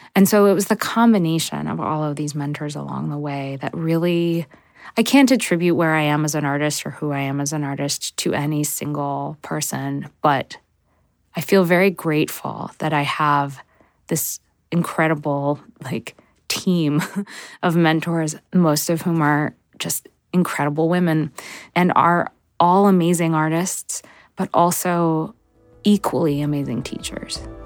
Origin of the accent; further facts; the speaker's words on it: United States; now in Brooklyn, United States; I was growing up in America